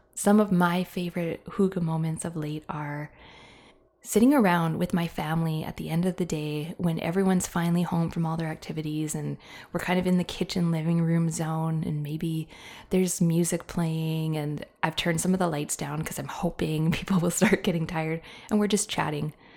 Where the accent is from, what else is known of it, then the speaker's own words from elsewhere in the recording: Canada; I am a Canadian